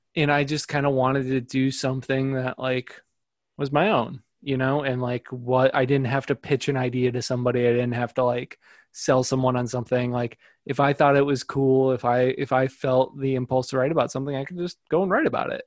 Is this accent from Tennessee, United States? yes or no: no; northwest Indiana, United States; i grew up in uh, northwest indiana